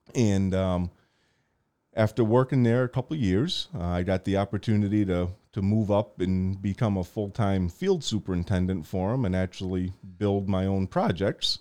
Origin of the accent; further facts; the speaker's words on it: Portland, United States; as a young kid growing up in Portland